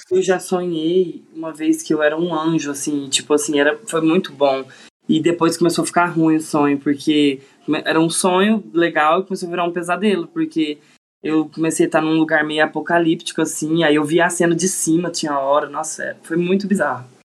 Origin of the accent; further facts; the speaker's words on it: Uberlândia, Minas Gerais, Brazil; sou de Uberlândia, Minas Gerais